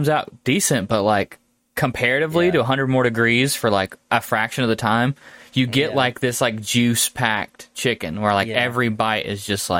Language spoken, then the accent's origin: English; the South, United States; accent: southern; my southern accent